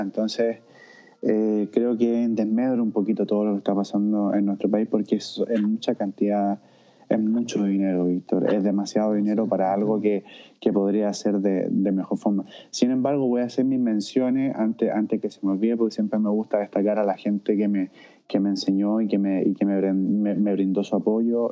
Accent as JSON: {"language": "Spanish", "country": "Chile", "moved": "as an adult", "lives_now": "Vienna, Austria"}